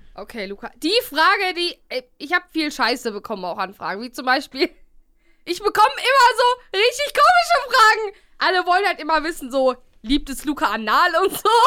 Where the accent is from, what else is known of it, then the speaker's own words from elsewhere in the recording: Bielefeld, North Rhine-Westphalia, Germany; now in Cologne, Germany; hier bei uns in Bielefeld